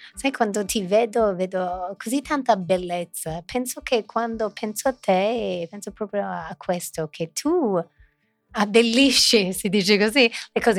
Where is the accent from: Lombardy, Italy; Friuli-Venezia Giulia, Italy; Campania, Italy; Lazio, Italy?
Lombardy, Italy; Milan; born or raised there